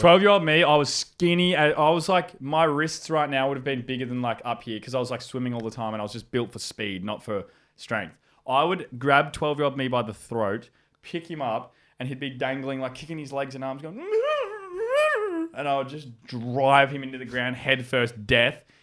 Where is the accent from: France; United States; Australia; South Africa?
Australia; Howlong, New South Wales; I grew up in a hou-, in a town called Howlong